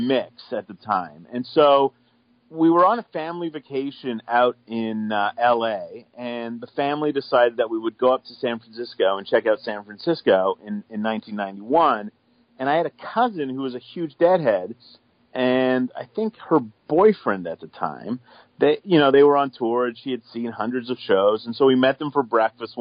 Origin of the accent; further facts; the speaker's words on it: just outside of Toronto, Ontario, Canada; I'm a suburban kid. I grew up just outside of Toronto